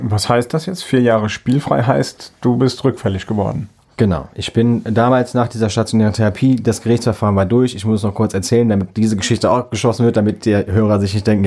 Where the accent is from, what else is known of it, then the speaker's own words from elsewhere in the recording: Büchel, Rhineland-Palatinate, Germany; Gut, wer jetzt Büchel kennt, weiß auch, wo ich herkomme.